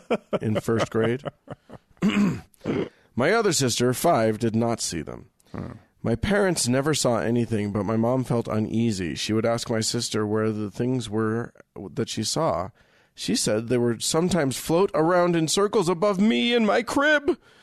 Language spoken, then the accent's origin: English; West Virginia, United States; I'm an atheist from West Virginia.